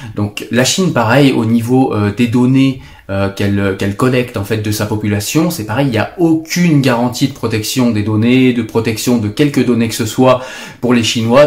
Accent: France; chez nous en France

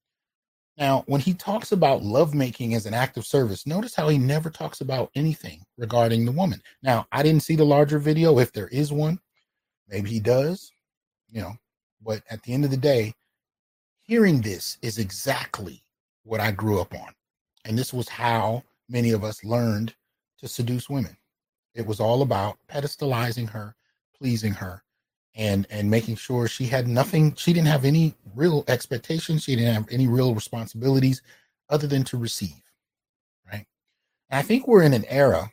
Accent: Bay Area, California, United States; also born or lived in Brooklyn, New York / San Jose / Santa Clara / Sunnyvale; I was born in Brooklyn, in Flatbush, Brooklyn, but I was raised in the Bay Area

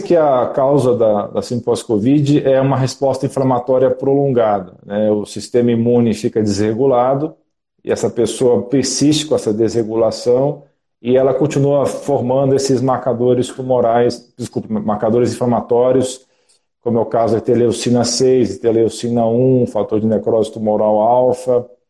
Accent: Brasília, Federal District, Brazil; moved away as an adult; now in São Paulo, Brazil; eu sou natural de Brasília

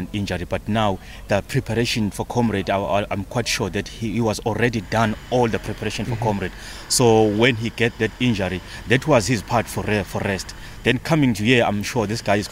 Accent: South Africa

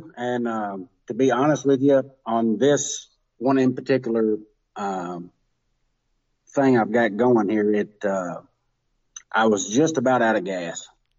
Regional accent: Kentucky, United States; Western Kentucky.

